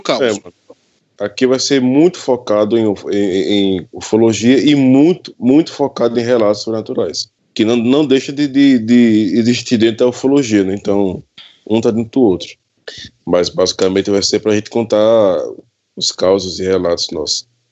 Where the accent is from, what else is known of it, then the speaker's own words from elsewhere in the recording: Pesqueira, Pernambuco, Brazil; eu sou natural da cidade de Pesqueira, Pernambuco.